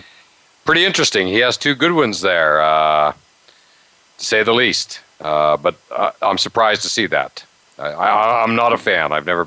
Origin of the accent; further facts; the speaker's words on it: Pittsburgh, Pennsylvania, United States; growing up in the Pittsburgh area